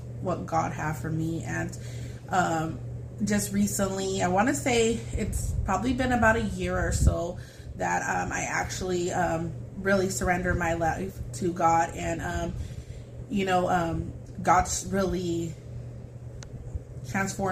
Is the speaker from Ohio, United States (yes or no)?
no; Fresno, California, United States; now in Madera, United States; I grew up in Fresno with my grandparents.